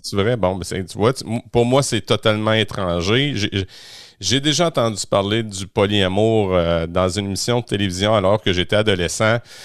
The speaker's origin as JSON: {"language": "French", "region": "Quebec", "country": "Canada", "said": "chez nous, au Québec"}